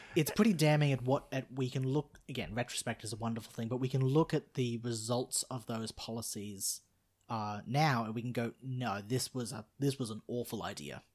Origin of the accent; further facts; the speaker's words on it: Australia; I'm Australian, I'm not Canadian